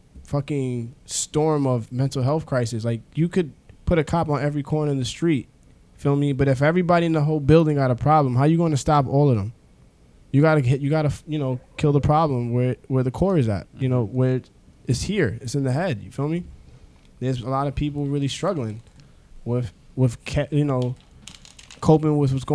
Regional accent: New York City, New York, United States; I'm a kid from the Bronx

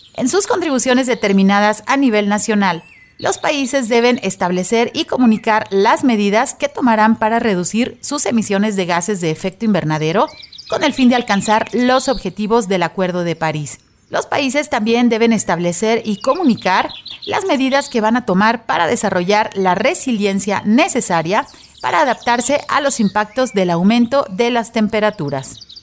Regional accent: Guadalajara, Jalisco, Mexico; aquí en nuestra ciudad de Guadalajara, en Jalisco, en México

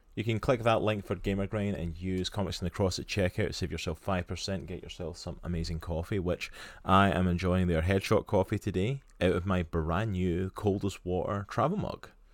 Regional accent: Scotland, United Kingdom; accent: Scottish; now in United States; my beautiful Scottish accent

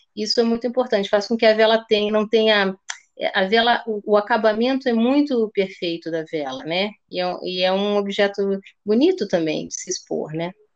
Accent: Rio de Janeiro, Brazil; also born or lived in Slovenia / Porto Alegre, Brazil; now in Lisbon, Portugal; Eu e minha irmã nascemos no Rio, eu tinha uma irmã também. É, que faleceu, e nós vivemos lá durante muito tempo

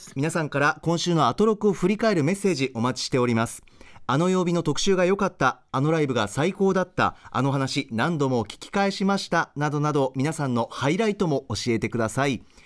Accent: Okazaki, Aichi, Japan; 愛知県の岡崎市出身

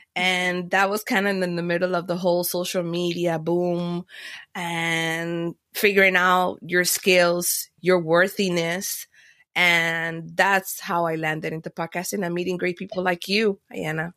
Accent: Miami, Florida, United States; also born or lived in Panama; I was born in Panama, but, uh, then I, I landed in Miami. Miami is my hometown

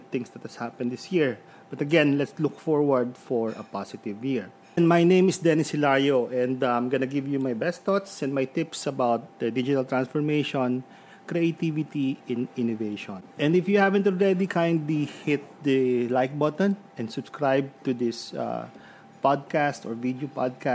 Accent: Lucena, Calabarzon, Philippines; now in Santo Tomas, Philippines; I am from Lucena

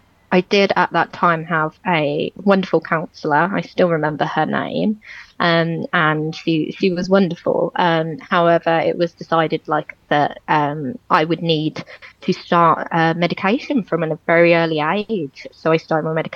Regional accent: Walsall, West Midlands, United Kingdom; I grew up in Walsall, Great Bar area, and I've lived there my entire life

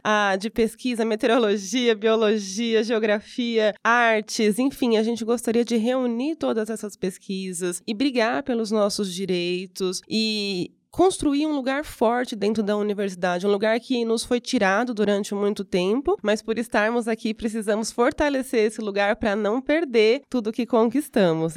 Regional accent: Brazil

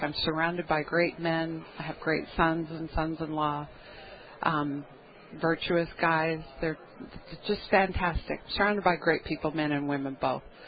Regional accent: United States; we as Americans

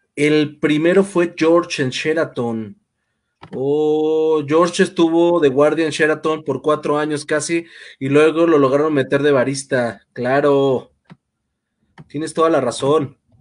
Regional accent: Mexico; así en realidad somos los mexicanos en general

